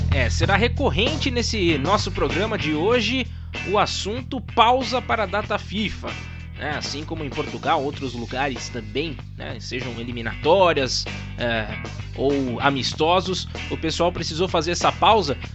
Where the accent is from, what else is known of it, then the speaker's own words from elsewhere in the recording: Brazil; nós somos brasileiros